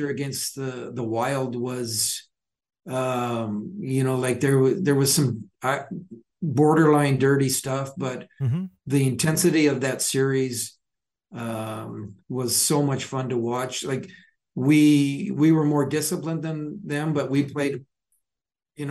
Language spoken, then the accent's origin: English; Calgary, Alberta, Canada; moved away; growing up in Calgary